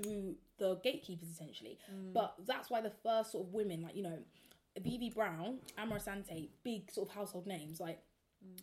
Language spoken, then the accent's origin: English; South London, United Kingdom; two South London girls, like Croydon and Peckham